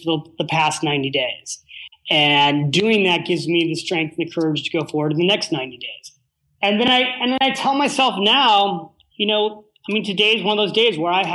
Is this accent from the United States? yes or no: yes; California, United States; I was from California.